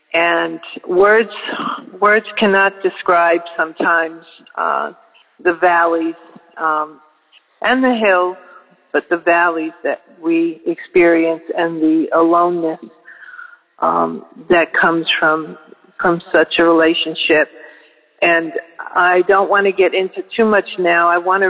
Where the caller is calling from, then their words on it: Florida, United States; Good morning, Daily Audio Bible family. … I'm calling from the Florida Panhandle.